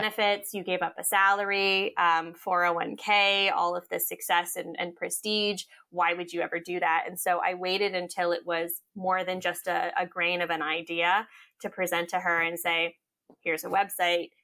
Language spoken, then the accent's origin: English; Cape Cod, Massachusetts, United States; also born or lived in upstate New York / Hawaii; when I was about six or seven, my mom decided that she wanted to go to chiropractic school. And so we moved from Cape Cod, uh, where we lived to upstate New York so she could go to chiropractic school for four years. And then from there, we moved back